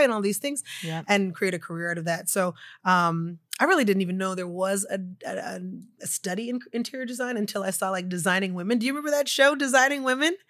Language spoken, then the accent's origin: English; Oklahoma City, Oklahoma, United States; moved away; I was born and raised in Oklahoma City in like the 80s and 90s.